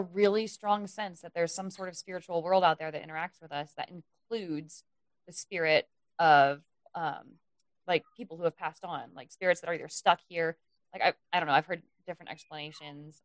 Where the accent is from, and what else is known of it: United States